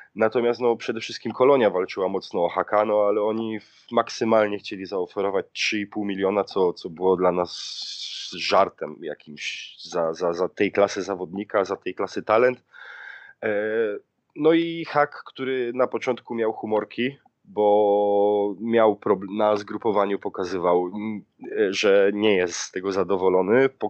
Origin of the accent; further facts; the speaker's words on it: Silesian Voivodeship, Poland; now in Germany; ja pochodzę ze Śląska